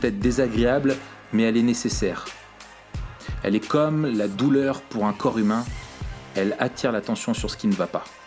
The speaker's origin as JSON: {"language": "French", "country": "France", "accent": "French", "said": "avec mon accent euh, so French"}